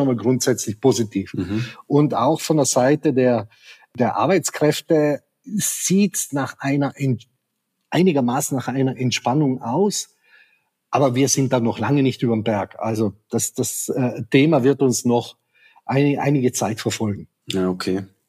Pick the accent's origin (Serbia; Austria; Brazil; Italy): Italy; South Tyrol, Trentino-Alto Adige; also born or lived in Black Forest; now in Germany; Ich komme aus Südtirol, bin hineingeboren in eine Welt.